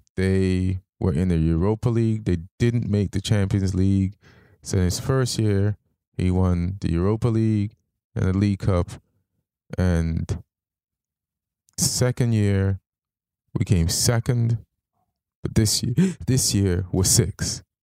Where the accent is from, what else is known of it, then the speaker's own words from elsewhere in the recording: Jamaica; I, I grew up in Jamaica